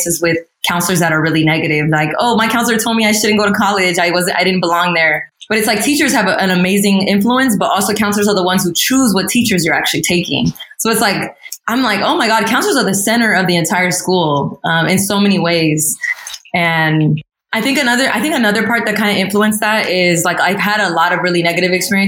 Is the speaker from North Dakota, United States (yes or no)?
no; Pasadena, California, United States; also born or lived in San Jose / San Francisco; I feel like I'm from Pasadena more than I am from Guatemala or Egypt, because I was like raised here. I grew up here.